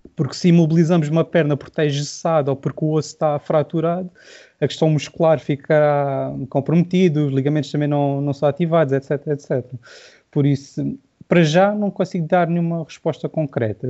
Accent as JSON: {"language": "Portuguese", "town": "Silves", "region": "Algarve", "country": "Portugal", "said": "sou do Algarve, sou de Silves, vocês vão reparar possivelmente pelo sotaque mais marcado."}